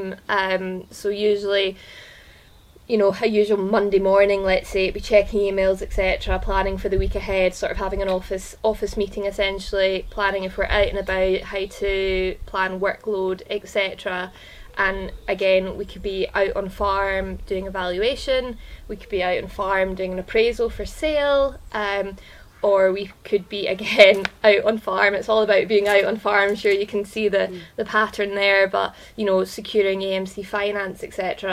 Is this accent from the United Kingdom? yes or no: yes; Ayrshire, Scotland, United Kingdom; also born or lived in Cirencester / Yorkshire; I am a dairy farmer's daughter, born and bred in Ayrshire